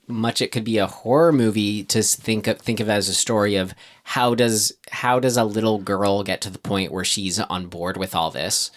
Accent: United States; being American

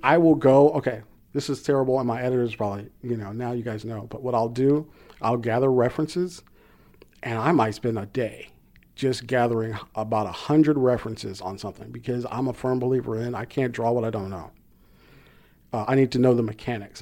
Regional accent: Compton, California, United States; born or raised there

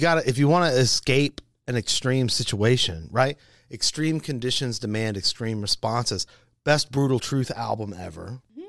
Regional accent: Augusta, Georgia, United States; moved away as an adult; also born or lived in Atlanta, Georgia; I grew up in Augusta, Georgia, which is about 2.5 hours from Atlanta.

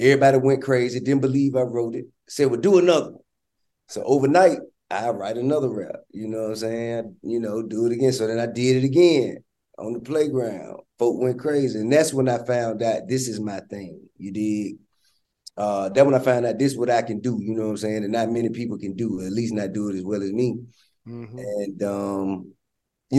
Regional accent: Atlanta, Georgia, United States; I'm from Bankhead

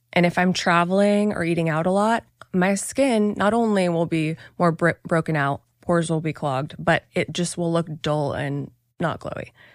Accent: Hawaii, United States; moved away; also born or lived in Oregon; I was born in Hawaii, spent most of my childhood years there

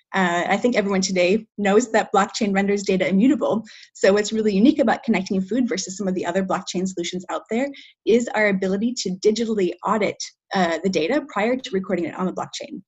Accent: Minnesota, United States; moved away as an adult; now in Paris, France; I am originally from Minnesota, actually, but right now I'm speaking to you from France. Uh, I live in Paris

